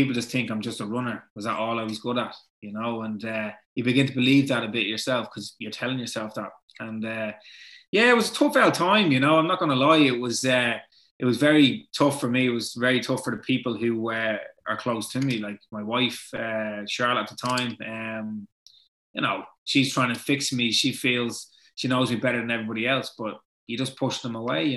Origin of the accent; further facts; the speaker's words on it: Dublin, Leinster, Ireland; we're both from Ballantyre. We both went to St. Benilda's.